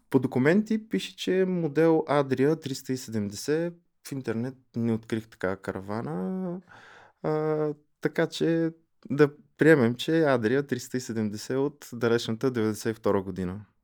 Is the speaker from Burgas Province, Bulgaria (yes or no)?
no; Pleven, Pleven Province, Bulgaria; аз съм от Плевен и до Плевен има един каньон на река Чернелка